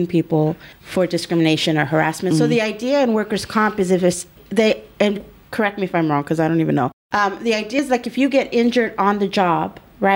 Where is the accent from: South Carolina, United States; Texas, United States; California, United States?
California, United States; Los Angeles; I grew up in East